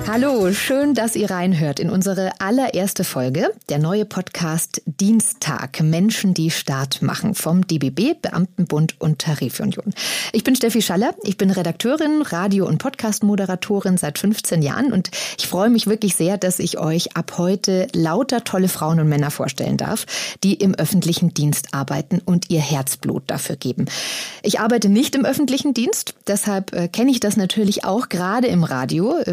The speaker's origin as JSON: {"language": "German", "town": "Wuppertal", "region": "North Rhine-Westphalia", "country": "Germany", "moved": "yes", "lives_now": "Aachen, Germany", "said": "33. Und wo kommst du her? Äh, ich wohne in Aachen, aber ich komme aus Wuppertal."}